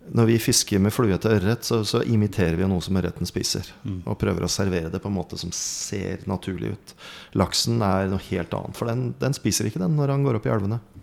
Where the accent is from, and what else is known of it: Lardal, Vestfold, Norway; born or raised there